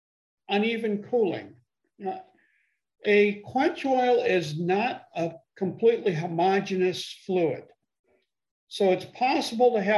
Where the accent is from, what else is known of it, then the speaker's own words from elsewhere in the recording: Chicago, Illinois, United States; now in Columbia, South Carolina, United States; I was born and raised in the Chicago area.